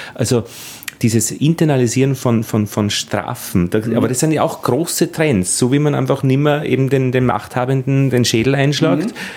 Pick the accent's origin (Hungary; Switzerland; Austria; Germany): Austria; Altheim, Upper Austria; ich bin in Oberösterreich, in Altheim aufgewachsen